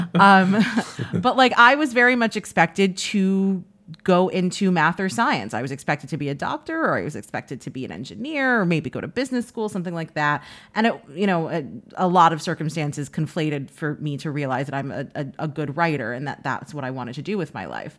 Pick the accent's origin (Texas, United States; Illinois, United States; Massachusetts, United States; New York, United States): New York, United States; New York City; I grew up in Washington Heights.